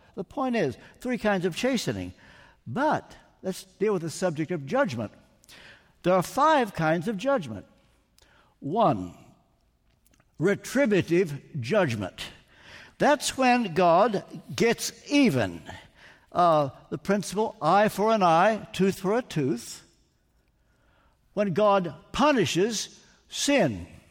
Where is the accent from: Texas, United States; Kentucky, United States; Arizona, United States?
Kentucky, United States; Ricky and I come from Kentucky, born thirty miles apart